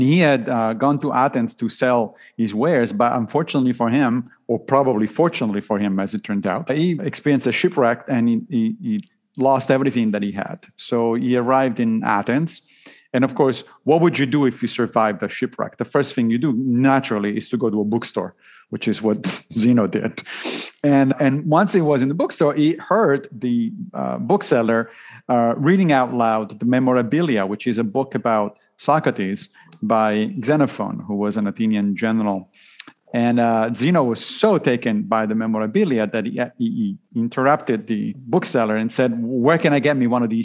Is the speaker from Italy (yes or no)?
yes; Italy; I grew up Roman Catholic, obviously, because I grew up in Italy